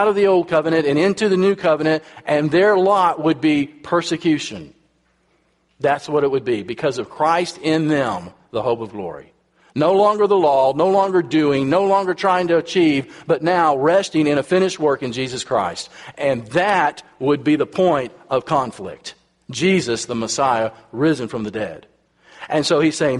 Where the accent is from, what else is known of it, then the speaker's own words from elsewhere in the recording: United States; I'm from America